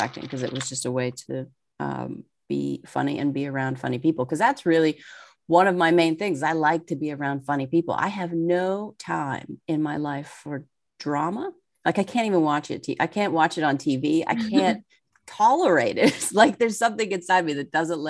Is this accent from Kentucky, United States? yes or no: no; Pittsburgh, Pennsylvania, United States; also born or lived in Seattle; now in New Jersey, United States; I grew up in Pittsburgh, Pennsylvania